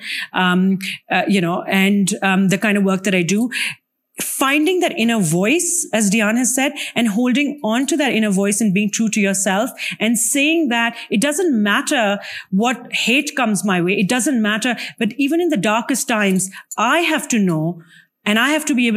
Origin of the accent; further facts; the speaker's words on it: Pakistan; my home country of Pakistan